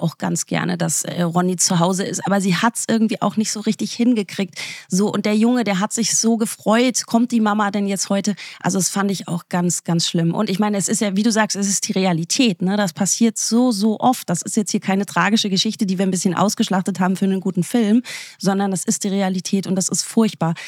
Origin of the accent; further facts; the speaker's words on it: the East, East Germany, Germany; wir kommen ja aus dem Osten